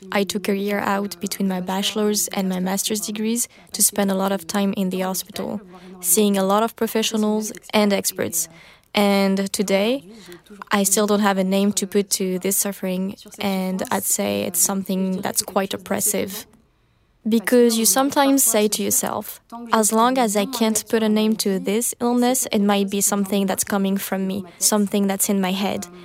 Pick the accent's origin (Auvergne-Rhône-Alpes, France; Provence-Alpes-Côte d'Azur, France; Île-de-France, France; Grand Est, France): Provence-Alpes-Côte d'Azur, France; Berre-l'Étang; Very soon, I made the connection with what had happened at my hometown in Berre-l'Étang, because it was the same thing.